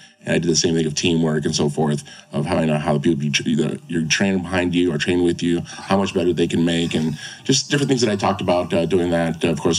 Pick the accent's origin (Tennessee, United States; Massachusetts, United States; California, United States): California, United States; Huntington Beach; born and raised in Huntington Beach.